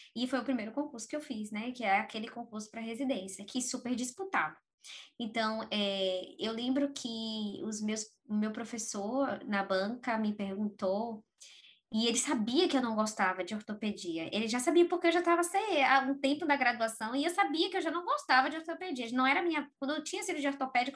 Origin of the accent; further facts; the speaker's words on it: Aracaju, Sergipe, Brazil; also born or lived in Bahia; No estado de Sergipe, na cidade chamada Aracaju tá? E é, eu cresci lá, apesar de ser baiana